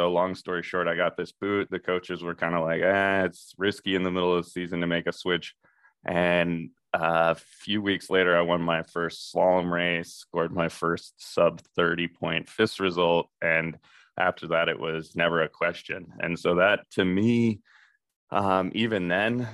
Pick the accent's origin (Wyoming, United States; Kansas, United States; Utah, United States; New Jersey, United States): Utah, United States; Park City; I used to come from a racing background growing up in Park City, Utah